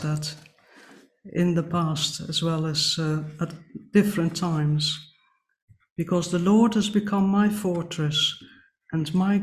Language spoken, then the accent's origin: English; Netherlands; moved away; growing up in the Netherlands, the Bible had an important place